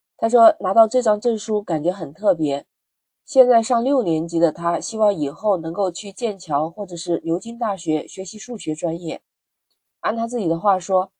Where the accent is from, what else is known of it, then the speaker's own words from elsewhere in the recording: China; 在我们中国